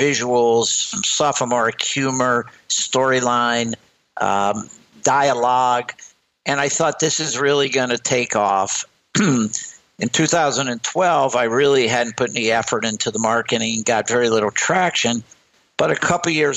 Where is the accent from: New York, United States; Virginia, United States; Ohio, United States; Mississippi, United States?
Ohio, United States; Sandusky; now in Westport, United States; I grew up in a town that I'm sure many of your listeners have heard of called Sandusky, Ohio.